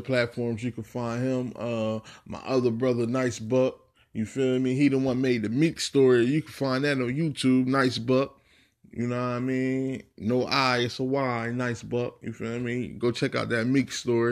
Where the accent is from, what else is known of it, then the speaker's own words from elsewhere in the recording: New Jersey, United States; I'm from South Jersey, born and raised